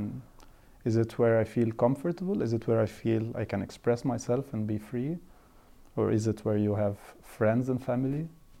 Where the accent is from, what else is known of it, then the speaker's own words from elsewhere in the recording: Cairo, Cairo Governorate, Egypt; moved away as an adult; now in Brussels, Belgium; I'm from Egypt in Cairo because I was born there and raised there. But if we follow that logic, then I would say, okay, but now I'm 10% Belgian because I lived in Brussels for 4 years now.